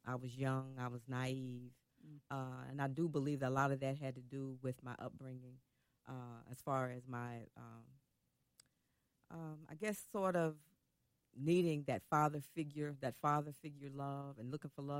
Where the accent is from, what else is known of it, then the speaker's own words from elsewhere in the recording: Jackson, Kentucky, United States; moved away as an adult; also born or lived in Atlanta, Georgia; I'm from Kentucky.